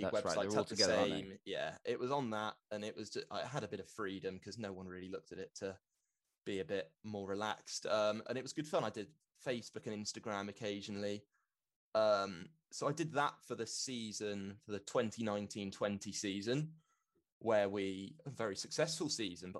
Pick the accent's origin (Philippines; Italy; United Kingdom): United Kingdom; London; I've grown up in London. I'm from London